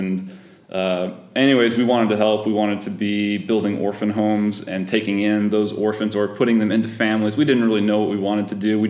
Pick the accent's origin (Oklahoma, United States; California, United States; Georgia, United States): Georgia, United States; Yep, down south in Georgia, where always hot.